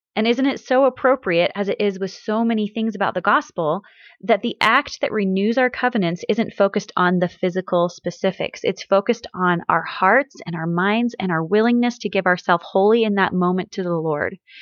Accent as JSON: {"language": "English", "region": "Missouri", "country": "United States", "tie": "born or raised there", "also_born_or_lived": "Washington", "moved": "yes", "said": "where I grew up in Missouri"}